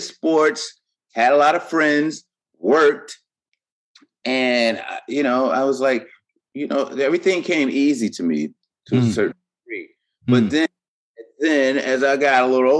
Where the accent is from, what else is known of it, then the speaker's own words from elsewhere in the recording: Buffalo, New York, United States; moved away; also born or lived in Baltimore / Harlem / Yorktown, New York; I was born and raised in Buffalo, New York